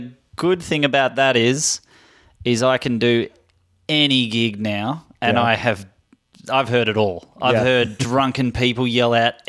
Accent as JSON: {"language": "English", "town": "Melbourne", "region": "Victoria", "country": "Australia", "tie": "born or raised there", "moved": "yes", "lives_now": "United States", "said": "I grew up in Melbourne."}